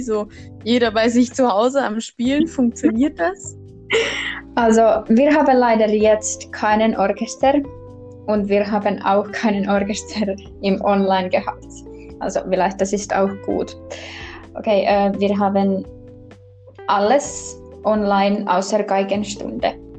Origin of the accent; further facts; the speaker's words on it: Kotka, Kymenlaakso, Finland; German is a second language; moved away as an adult; now in Tampere, Finland; eigentlich in Finnland komme ich aus Kotka und Kotka liegt ganz im Süden